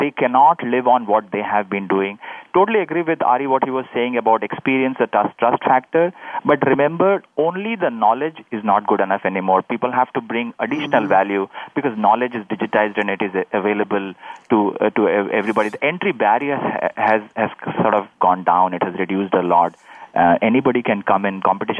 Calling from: Plano, Texas, United States; I'm calling from Infosys office in Plano, Texas.

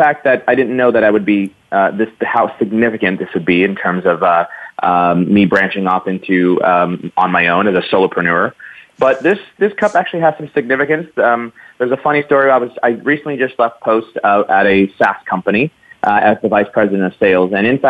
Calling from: San Francisco Bay Area, California, United States; So I'm calling from the wonderful San Francisco Bay Area.

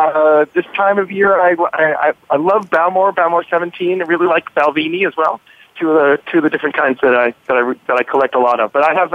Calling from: Washington, District of Columbia, United States; I'm calling from Washington, D.C., the DuPont Circle area

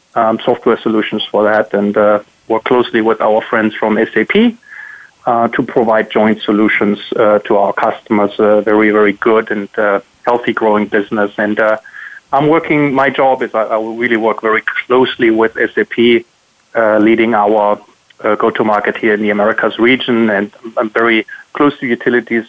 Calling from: South Shore Boston area, Massachusetts, United States; I'm calling from the South Boston area, South Shore Boston area, and I'm calling from home.

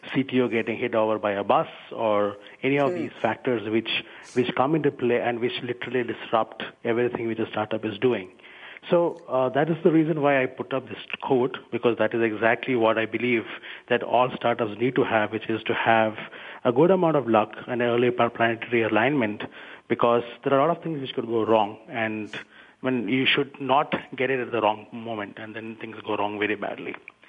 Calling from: Bangalore, Karnataka, India; I'm calling from India. Where particularly? Bangalore.

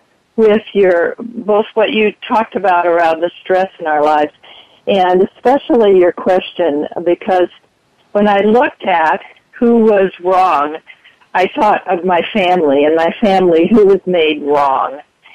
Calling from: San Diego, California, United States; Hi, I'm from San Diego.

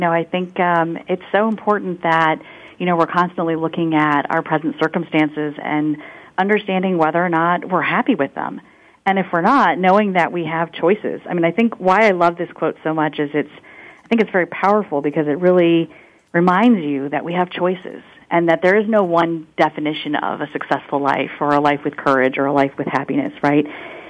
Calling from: Winston-Salem, North Carolina, United States; I'm calling from Winston-Salem, North Carolina, and it is the noon hour here

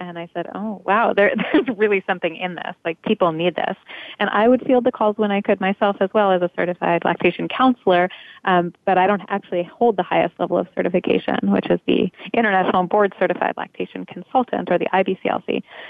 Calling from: New York City, New York, United States; I'm calling in from Park Slope, Brooklyn, which is where we are based.

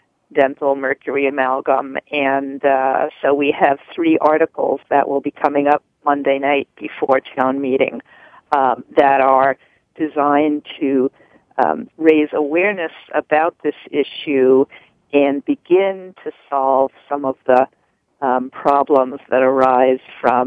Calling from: Sharon, Massachusetts, United States; Sharon, Massachusetts.

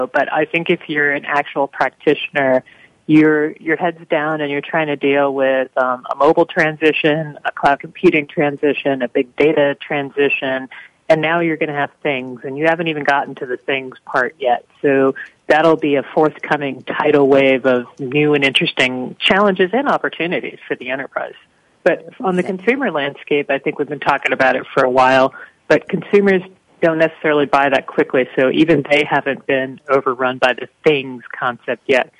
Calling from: San Francisco, California, United States; I'm calling from San Francisco.

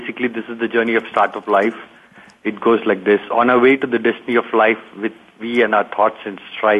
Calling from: Pittsburgh, Pennsylvania, United States; Again in Pittsburgh this time.

